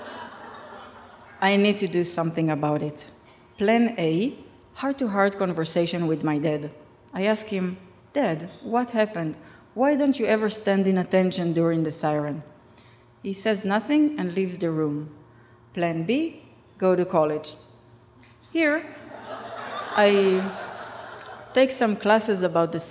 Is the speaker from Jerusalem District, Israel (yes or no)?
no; Rishon LeZion, Central District, Israel; English is a second language; my hometown, Rishon LeZion